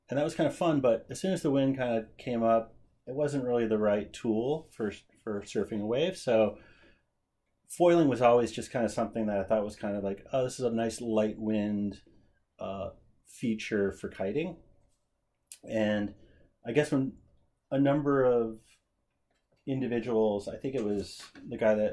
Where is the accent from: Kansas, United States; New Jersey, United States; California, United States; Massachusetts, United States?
Massachusetts, United States; Cape Cod; When I grew up on Cape Cod